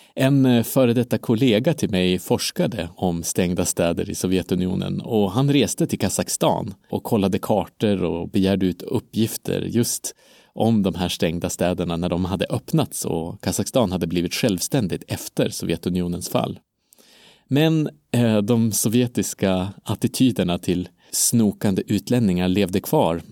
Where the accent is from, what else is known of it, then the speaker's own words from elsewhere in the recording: Umeå, Västerbotten County, Sweden; Umeå, där jag kommer ifrån